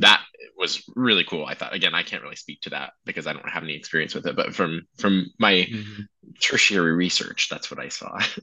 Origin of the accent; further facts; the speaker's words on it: United States; I'm American, never been to Europe